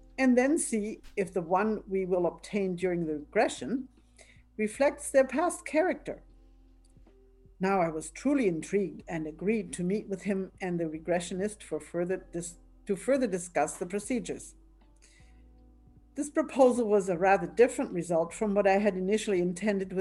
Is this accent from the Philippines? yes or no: no; Altenstadt, Bavaria, Germany; English is a second language; moved away as an adult; also born or lived in Victoria, BC, Canada; now in Canada; I'm originally from Bavaria, you may hear an accent in my pronunciation